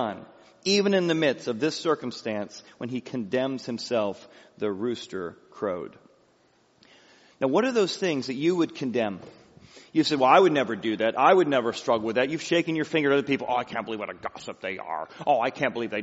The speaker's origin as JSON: {"language": "English", "town": "Peoria", "region": "Illinois", "country": "United States", "tie": "born or raised there", "said": "I grew up in Peoria, Illinois"}